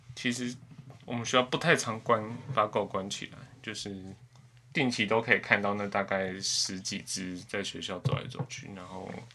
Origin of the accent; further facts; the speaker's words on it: Taipei, Taiwan; 因为我从小在台北市长大